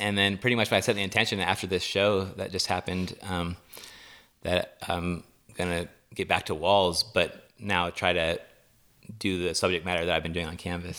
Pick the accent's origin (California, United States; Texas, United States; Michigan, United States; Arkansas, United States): California, United States; Los Osos; Los Osos, California